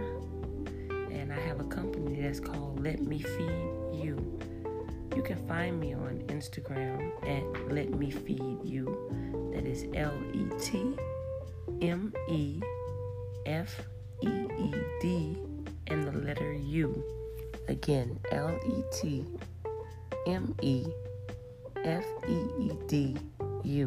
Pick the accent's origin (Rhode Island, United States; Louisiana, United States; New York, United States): Louisiana, United States; New Orleans; moved away as an adult; now in Houston, United States; I'm originally from New Orleans, and I'm new here to Houston.